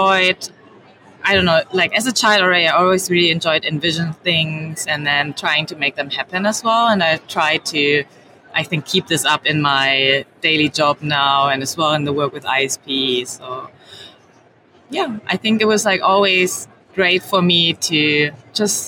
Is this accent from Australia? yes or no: no; Germany; So I grew up in Germany. My parents are from China.